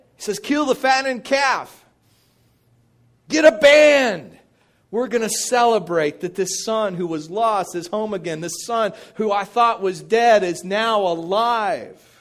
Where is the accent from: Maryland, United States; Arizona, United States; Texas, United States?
Texas, United States; Midland; I grew up in Midland, Texas